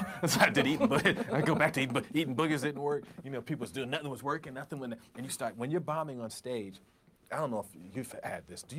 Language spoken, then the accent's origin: English; New York, United States; I said, "Hey, yeah, I'm the comedian. … I'm from Long Island."